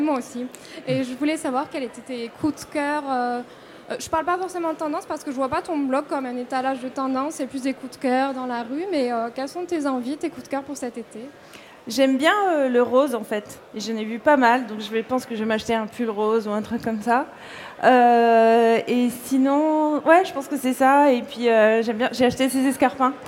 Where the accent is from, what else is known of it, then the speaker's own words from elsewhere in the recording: Corsica, France; also born or lived in Paris; now in New York, United States; je suis née en Corse, j'ai grandi là-bas